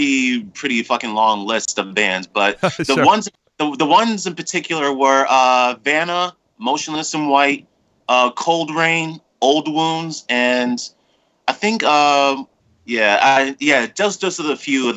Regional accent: New York City, New York, United States; I'm from the Bronx, New York.

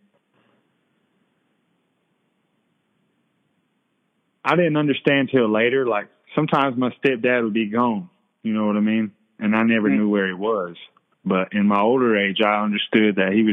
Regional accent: Cherokee, North Carolina, United States; born and raised in Cherokee, Wolftown.

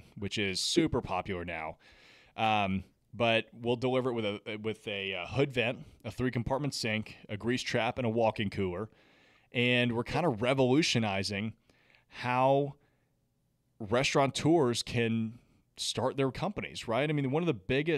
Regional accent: Nashville, Tennessee, United States; I'm from Nashville, the city's given me so much

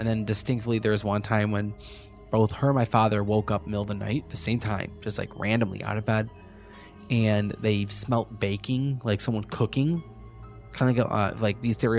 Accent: Lockport, United States; I grew up in Lockport from like birth to like teenage years.

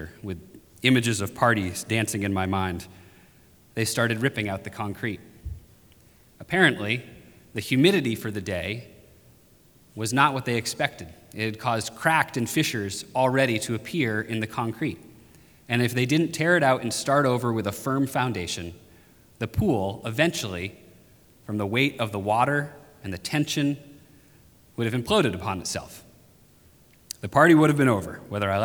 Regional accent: Maine, United States; When I was 12 or 13 years old, growing up in Maine

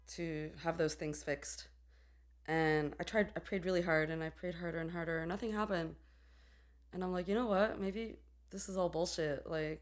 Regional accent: New York City, New York, United States; moved away as an adult; also born or lived in Jerusalem, Israel / India; I was born in Jerusalem, in Israel, and I grew up in Brooklyn, New York.

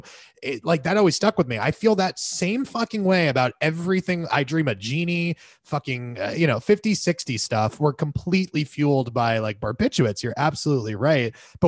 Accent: Florida, United States; We grew up in Florida where, not always to be fair, okay, but there was this really strong emphasis.

